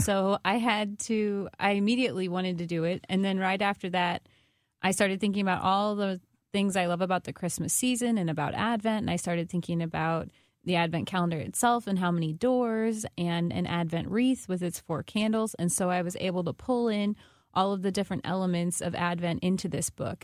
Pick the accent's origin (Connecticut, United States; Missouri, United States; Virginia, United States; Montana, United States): Missouri, United States; Washington; I'm from Washington, Missouri